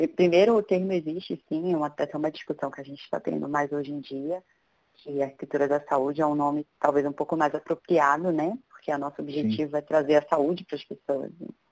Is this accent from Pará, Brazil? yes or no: yes; Belém, Pará, Brazil; moved away as an adult; now in São Paulo, Brazil; eu sou de Belém do Pará, eu nasci lá, me formei lá, inclusive, e vim para São Paulo em 2011